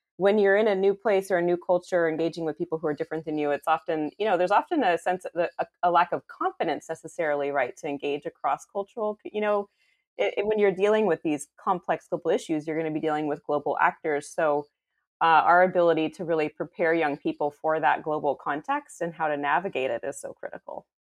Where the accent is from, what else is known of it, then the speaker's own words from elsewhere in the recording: San Francisco Bay Area, California, United States; moved away as an adult; now in Houston, United States; I was actually born and raised in a suburb of the San Francisco Bay Area in California